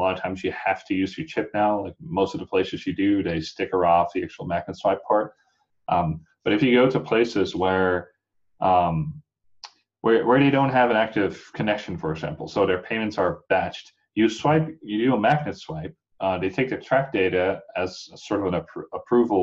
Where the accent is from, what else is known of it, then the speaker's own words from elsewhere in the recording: Netherlands; now in United States; I'm not from the U.S. originally. I'm from the Netherlands.